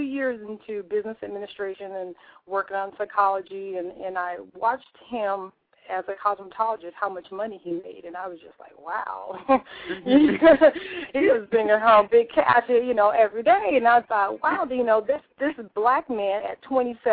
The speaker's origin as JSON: {"language": "English", "region": "Southern California", "country": "United States", "tie": "born or raised there", "lives_now": "Northern California, United States", "said": "I was born and raised in Southern California"}